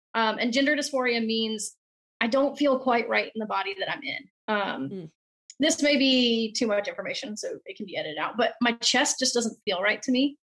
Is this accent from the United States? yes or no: yes; South Carolina, United States; I grew up in the South in South Carolina